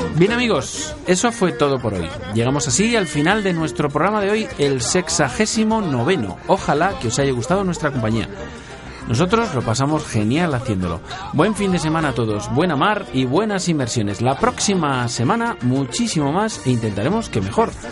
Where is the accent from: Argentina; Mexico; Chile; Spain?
Spain; Castilla-La Mancha; yo también soy manchego